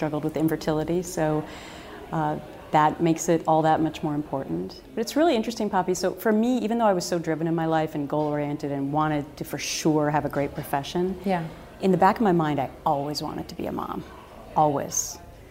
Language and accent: English; Anoka, Minnesota, United States; moved away; he is actually from my hometown